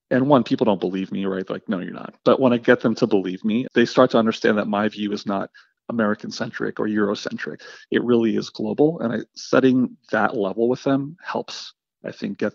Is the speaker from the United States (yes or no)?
no; Afghanistan; born there; So I was born in Afghanistan, right, which is sort of notoriously one of the most corrupt countries in the world.